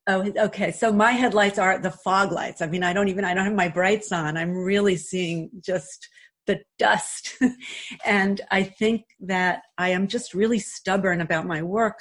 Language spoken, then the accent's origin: English; New York City, New York, United States; moved away as an adult; also born or lived in Glen Ridge, New Jersey; now in Montclair, United States; when I was in high school, and again I grew up in Queens